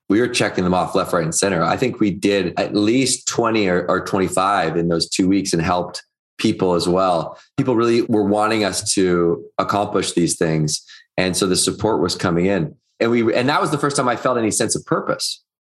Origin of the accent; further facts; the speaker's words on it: Victoria, British Columbia, Canada; I was growing up in Victoria, British Columbia, which is on Vancouver Island